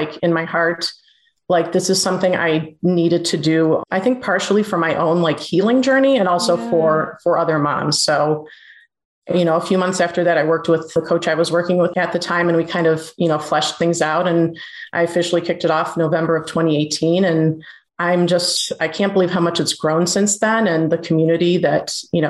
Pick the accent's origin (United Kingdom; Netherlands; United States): United States; Cleveland, Ohio; Born and raised in Cleveland, Ohio. Still live here, if you can't tell by the accent.